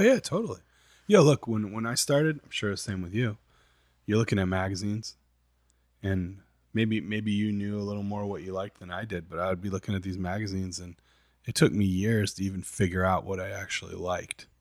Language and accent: English; Saginaw, Michigan, United States; I grew up in I grew up in Saginaw, Michigan